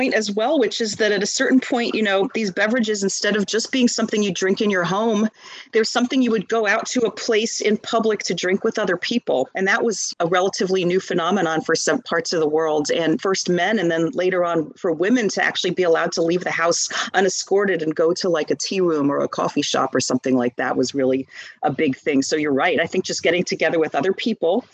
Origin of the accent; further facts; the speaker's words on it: Northeast, United States; moved away as an adult; now in Texas, United States; I grew up in the Northeast